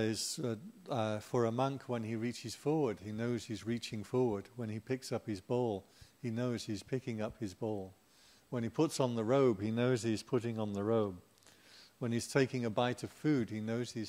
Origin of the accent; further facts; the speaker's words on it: England, United Kingdom; I'm English